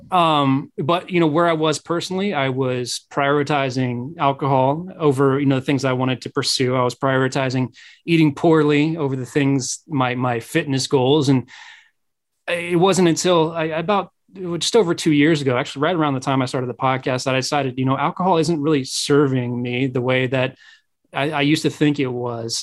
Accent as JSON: {"language": "English", "region": "Midwest", "country": "United States", "said": "I'm from the Midwest"}